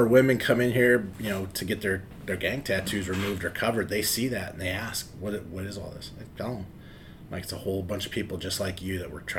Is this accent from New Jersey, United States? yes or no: no; Los Angeles, California, United States; moved away as an adult; also born or lived in Carson, California; now in Oswego, Illinois, United States; I grew up in South Central LA, and a lot of my friends were involved in gangs.